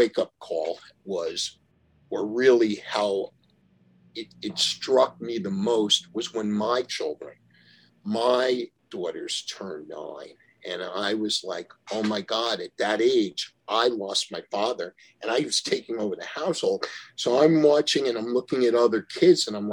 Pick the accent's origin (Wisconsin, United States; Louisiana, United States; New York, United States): New York, United States; Yonkers; we lived in a garden apartment in Yonkers, New York